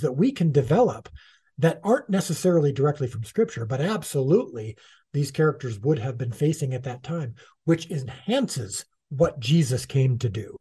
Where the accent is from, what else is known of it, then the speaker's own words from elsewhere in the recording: United States; as an American Gentile